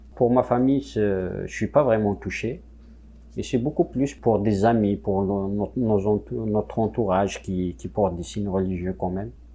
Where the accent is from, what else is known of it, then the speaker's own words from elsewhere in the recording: Kabylie, Algeria; first language Kabyle; French is a second language; moved away as an adult; now in Quebec, Canada; je suis euh, issu de, la Kabylie, donc en Algérie, je suis kabyle de, de souche je parle kabyle euh, depuis ma, naissance, donc euh, ma, langue maternelle, c'est le kabyle